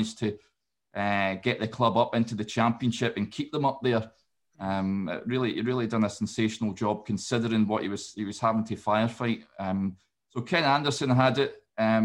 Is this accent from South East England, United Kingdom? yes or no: no; Scotland, United Kingdom; I'm obviously from Scotland